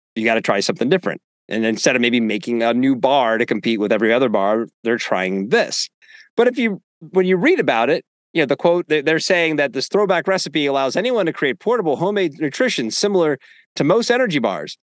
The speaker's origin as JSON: {"language": "English", "region": "Northeast", "country": "United States", "tie": "born or raised there", "moved": "yes", "said": "growing up in the Northeast"}